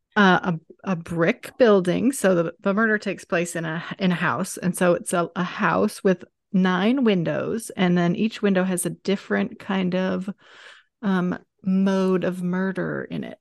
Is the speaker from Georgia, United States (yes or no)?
yes; Atlanta, Georgia, United States; moved away as an adult; I grew up here too, so we're both from Atlanta.